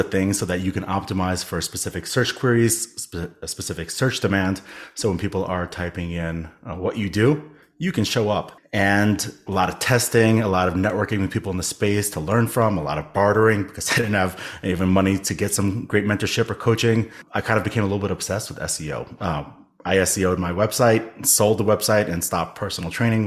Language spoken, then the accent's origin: English; New York City, New York, United States; I am born and raised in New York City.